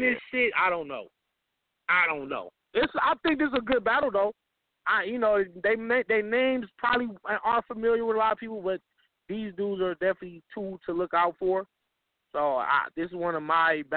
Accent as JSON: {"language": "English", "region": "the West", "country": "United States", "said": "I'm from the West"}